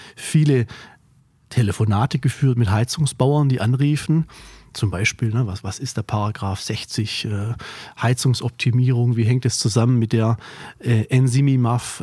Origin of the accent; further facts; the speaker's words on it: Korb, Baden-Württemberg, Germany; Korb ist ein kleines Dörflein, ein Weiler mehr oder weniger im Remstal, nördlich von Stuttgart, meine Heimat